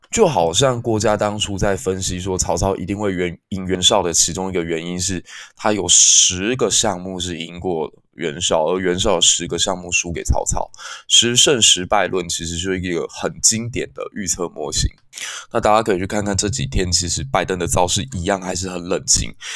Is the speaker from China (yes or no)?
no; Kaohsiung, Taiwan; 我的故乡高雄